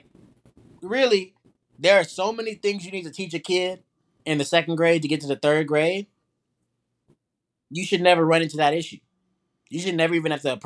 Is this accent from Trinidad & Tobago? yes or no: yes; Trinidad & Tobago; now in United States; I'm from Trinidad